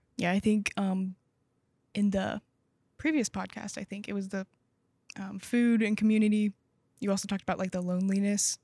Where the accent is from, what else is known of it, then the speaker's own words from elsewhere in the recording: Bentonville, Arkansas, United States; moved away as an adult; now in Waco, United States; I'm from Arkansas